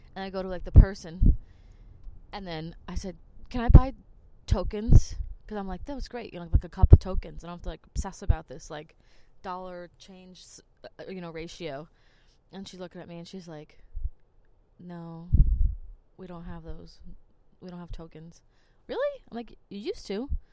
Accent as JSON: {"language": "English", "region": "New Jersey", "country": "United States", "moved": "as an adult", "lives_now": "Germany", "said": "I'm from Jersey"}